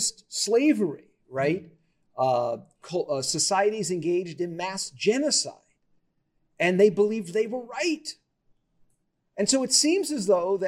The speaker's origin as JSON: {"language": "English", "town": "Las Vegas", "region": "Nevada", "country": "United States", "tie": "born or raised there", "said": "I grew up in Las Vegas, which is unusual"}